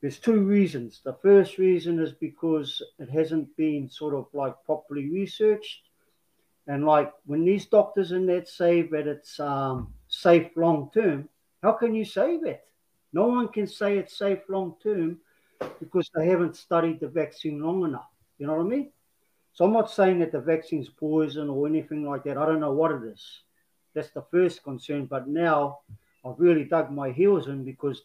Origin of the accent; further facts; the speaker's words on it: Māmari Beach, near Dargaville, Northland, New Zealand; I come from Māmari Beach, just past Dargaville.